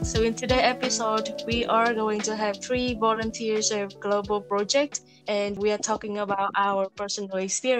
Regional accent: Vietnam; now in Portugal; volunteer from Vietnam, currently in Portugal.

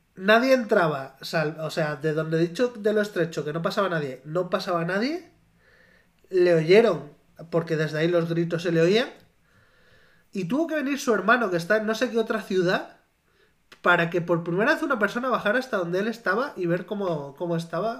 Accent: near Navalmoral de la Mata, Extremadura, Spain; moved away; Naval Moral, el pueblo al lado de mi pueblo

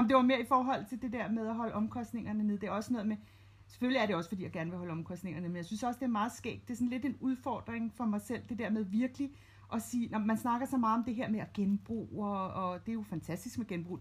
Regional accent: Copenhagen, Capital Region of Denmark, Denmark; jeg er født og opvokset i København, og det er ligesom der, jeg trives bedst

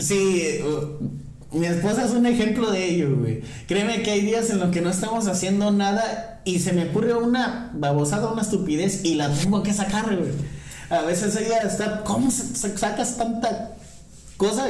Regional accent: Nuevo Laredo, Tamaulipas, Mexico; moved away as an adult; Soy originario de Nuevo Laredo, yo llegué aquí a los a los 18

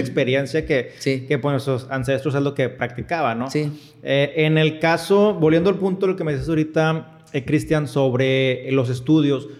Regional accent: Monterrey, Nuevo León, Mexico; yo estoy de Monterrey

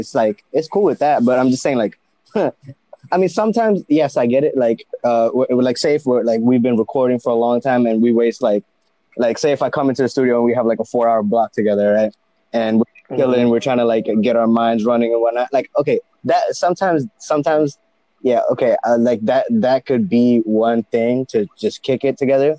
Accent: India; now in United States; Yep. So I'm from India. Okay. Both my mom and dad are from India. And I kept traveling back and forth. I would say I spent half of my life here, half my life here.

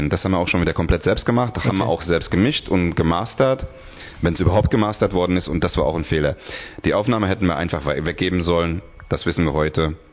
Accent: Hungary; German is a second language; vielleicht liegt es auch daran, dass es für mich eigentlich nicht meine Muttersprache ist, weil ich auch un aus Ungarn bin und Deutsch erlernt habe.

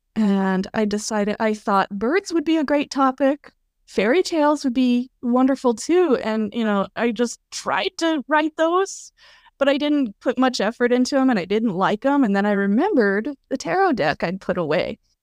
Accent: Colorado, United States; also born or lived in Kentucky; now in New Jersey, United States; I grew up in Colorado, beautiful place, um, slowly kind of gravitated eastward, uh, lived in Kentucky for a bit, and now I'm in New Jersey

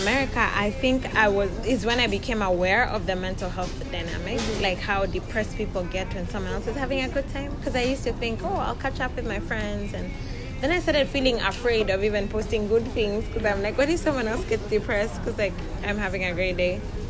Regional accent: Nairobi, Kenya; moved away as an adult; now in United States; So I'm from Nairobi, Kenya, and I have 3 boys, and I'm married. And when I moved to America

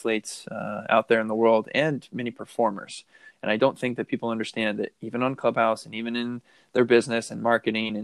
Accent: Oregon, United States; also born or lived in Long Beach, California / Los Angeles, California; now in Little Rock, United States; I grew up in Oregon.

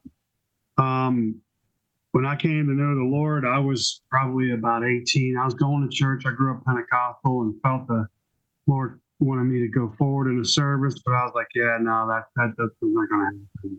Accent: Laurel, Maryland, United States; also born or lived in Washington, D.C. / Louisville; I've been in Laurel since 1972. I was born in Washington, D.C.

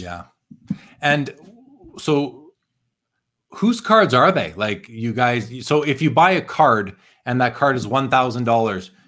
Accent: Winnipeg, Manitoba, Canada; where I grew up in Winnipeg

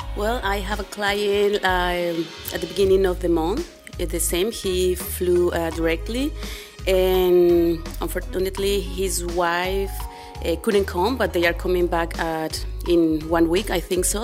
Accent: Guadalajara, Jalisco, Mexico; now in Loreto, Mexico; I'm Mexican from Guadalajara

